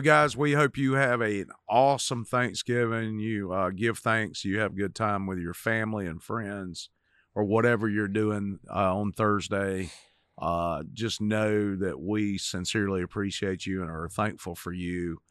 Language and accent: English; Cochran, Georgia, United States; I grew up in Cochran, Georgia